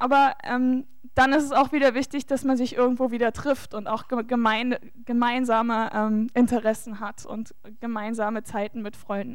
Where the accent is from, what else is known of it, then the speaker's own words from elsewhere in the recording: Saxony, Germany; bei uns in Sachsen